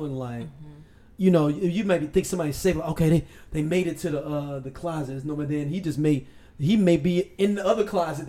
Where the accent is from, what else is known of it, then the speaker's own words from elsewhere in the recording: St. Louis, Missouri, United States; we're from St. Louis